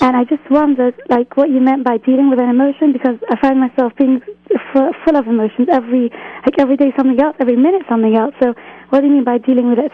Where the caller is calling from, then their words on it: England, United Kingdom; I'm calling from England